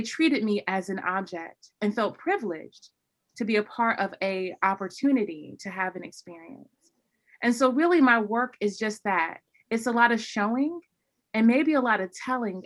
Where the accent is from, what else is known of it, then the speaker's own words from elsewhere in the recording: North Carolina, United States; growing up in the South, growing up in North Carolina